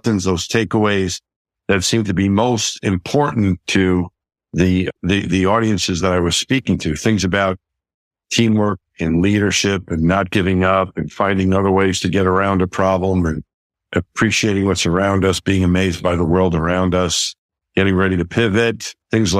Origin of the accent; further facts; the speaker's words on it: Franklin Square, New York, United States; I grew up just outside of New York City in Queens, in New York City at a town called Franklin Square on Long Island.